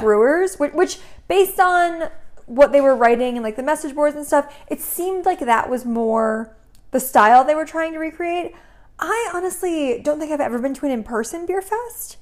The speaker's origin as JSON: {"language": "English", "region": "Connecticut", "country": "United States", "tie": "born or raised there", "moved": "yes", "said": "I grew up in Connecticut"}